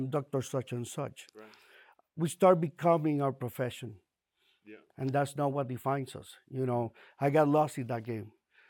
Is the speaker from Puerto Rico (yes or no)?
yes; Puerto Rico; moved away as an adult; now in Miami, United States; we moved from Puerto Rico to Miami to run a family business. Left behind friends, family, and I started feeling very alone.